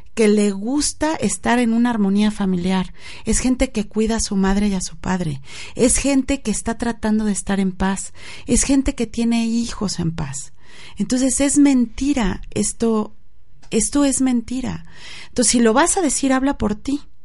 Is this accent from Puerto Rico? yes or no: no; Mexico; los mexicanos somos así o asado